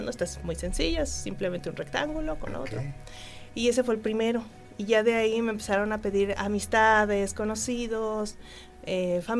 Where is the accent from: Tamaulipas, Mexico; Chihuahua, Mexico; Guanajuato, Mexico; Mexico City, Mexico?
Mexico City, Mexico; now in Querétaro, Mexico; Pues yo vengo de la Ciudad de México.